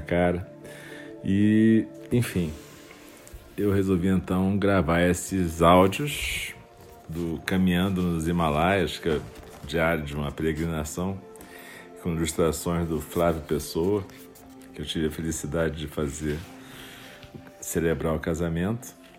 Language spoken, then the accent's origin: Portuguese; Rio de Janeiro, Brazil; um momento da minha infância, quando no Rio de Janeiro uma época